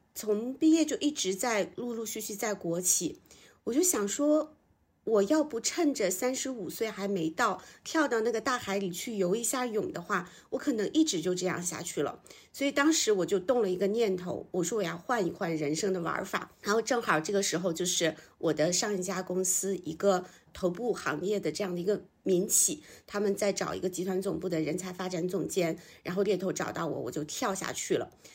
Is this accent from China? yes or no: yes; a small town in northern China, China; moved away as an adult; also born or lived in Beijing; 我是北方小镇出生，然后到北京来读大学，之后我就想要留京，就进到了一家中字头的央企